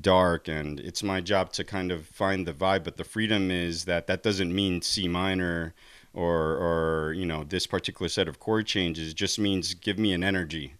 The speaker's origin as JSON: {"language": "English", "region": "New Jersey", "country": "United States", "tie": "born or raised there", "said": "growing up in New Jersey, we had access to all these great teachers"}